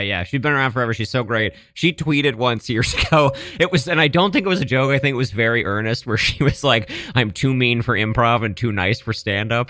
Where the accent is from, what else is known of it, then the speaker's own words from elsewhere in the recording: East Coast, United States; moved away; my, my hometown is, like, geographically close to Baltimore. It's probably, like, a two-and-a-half